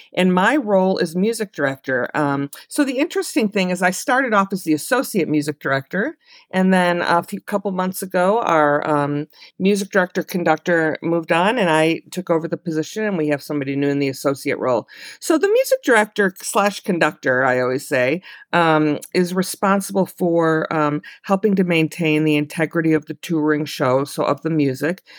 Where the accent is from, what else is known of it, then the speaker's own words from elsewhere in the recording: Chicago, Illinois, United States; I'm from Chicago